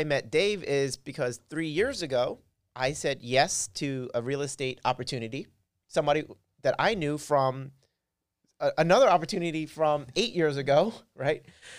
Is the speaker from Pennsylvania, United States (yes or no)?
yes; Philadelphia, Pennsylvania, United States; Okay, well, I'm from Philly … as you mentioned. I'm from Philly.